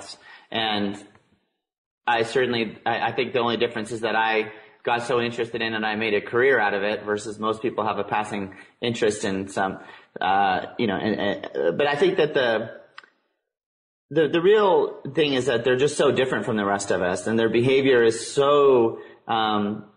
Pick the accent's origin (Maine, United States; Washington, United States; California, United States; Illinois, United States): Washington, United States; Tacoma; growing up in Tacoma, Washington, Ted Bundy actually grew up down the street.